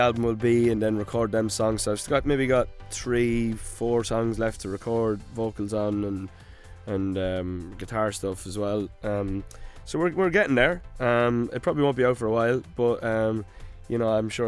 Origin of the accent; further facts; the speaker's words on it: Ireland; I am Irish.